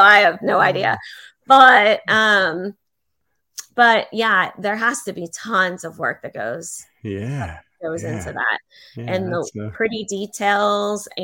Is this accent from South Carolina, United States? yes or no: no; Pittsburgh, Pennsylvania, United States; now in Fort Myers, United States; going to Pittsburgh, back to my hometown